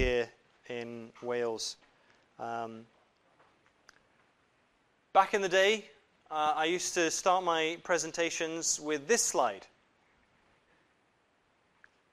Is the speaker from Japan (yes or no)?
yes; Japan; now in United Kingdom; I was born in Japan and grew up in Japan